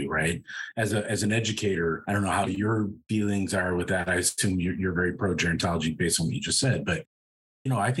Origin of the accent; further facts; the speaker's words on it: Wheaton, United States; moved away as an adult; I ended up working for one of the main docs in my hometown. At the time, when I left Wheaton for the military